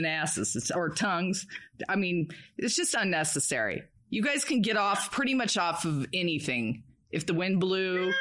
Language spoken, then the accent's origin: English; San Diego, California, United States; I'm from San Diego